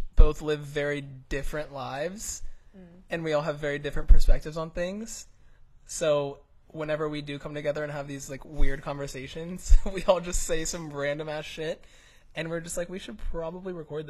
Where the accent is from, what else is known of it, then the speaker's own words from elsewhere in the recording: Charlotte, North Carolina, United States; also born or lived in Nashville; All right, well, I'm from Charlotte, North Carolina, but I kind of moved all over the place.